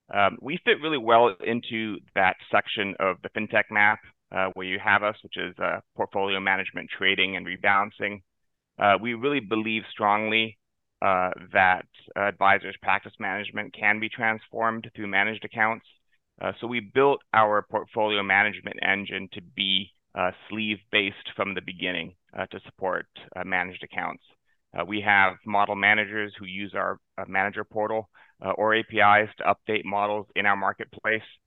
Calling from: West Palm Beach, Florida, United States; I'm calling in from uh, the sunny South Florida, downtown West Palm Beach

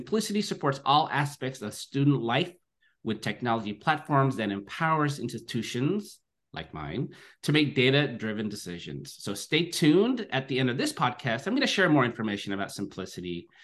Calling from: Livermore, California, United States; I'm zooming in from Livermore, California, which is the ancestral home of the unceded territory of the Ohlone Muwekma, the Chochenyo speaking people.

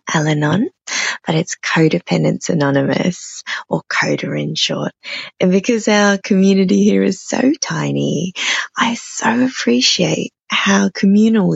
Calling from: Brisbane, Queensland, Australia; I'm calling in from Brisbane, which is on the east coast of Australia

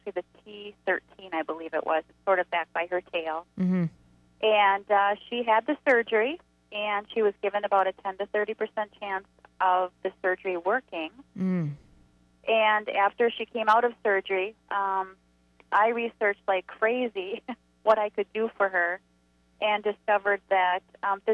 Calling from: Wisconsin, United States; We are calling from Wisconsin.

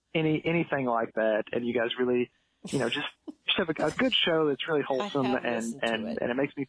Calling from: Kentucky, United States; I'm calling down from Kentucky.

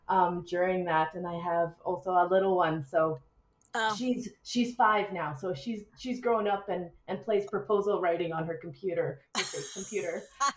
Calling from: British Columbia, Canada; I'm calling in from British Columbia today.

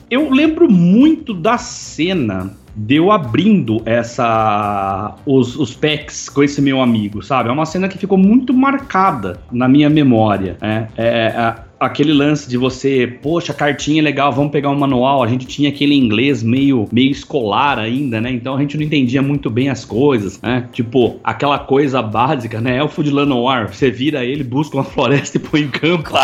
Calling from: Itapeva, São Paulo, Brazil; Eu sou empresário, eu estou falando de Itapeva, São Paulo.

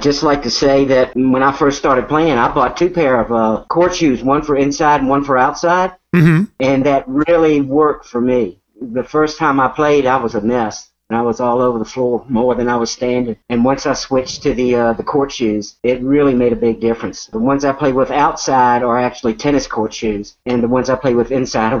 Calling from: Chesterfield, Virginia, United States; I'm in Chesterfield, Virginia.

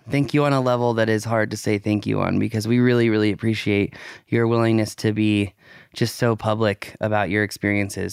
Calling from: Tulsa, Oklahoma, United States; I am calling from Tulsa, Oklahoma.

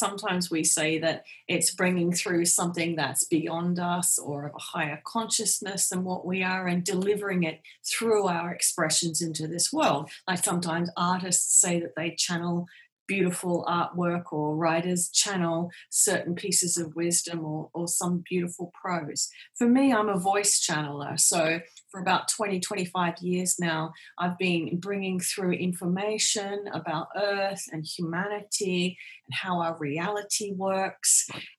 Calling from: Perth, Western Australia, Australia; I'm joining from Perth in Western Australia. So right on the other side of the world from where you are.

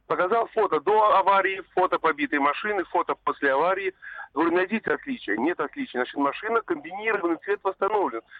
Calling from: Tver, Tver Oblast, Russia; Да, здравствуйте, я из Твери.

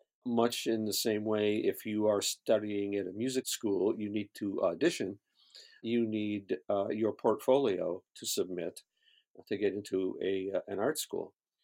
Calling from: Los Angeles, California, United States; I'm in Los Angeles, California.

